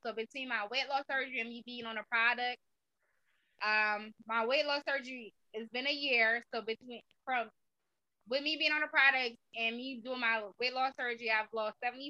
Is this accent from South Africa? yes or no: no; Jamaica; now in United States; Well, I'm originally from Jamaica. I've been in the States for 21 years.